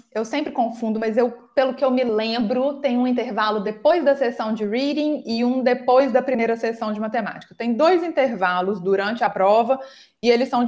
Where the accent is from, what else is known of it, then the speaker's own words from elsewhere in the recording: Minas Gerais, Brazil; eu sou de Minas, acho que vocês perceberam pelo meu sotaque, né?